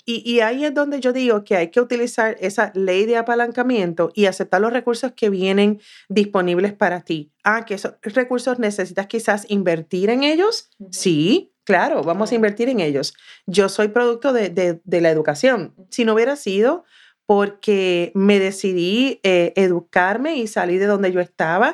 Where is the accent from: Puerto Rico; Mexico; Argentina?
Puerto Rico; south of Puerto Rico; moved away as an adult; now in United States; no tan solo soy de Puerto Rico, es que soy del sur de Puerto Rico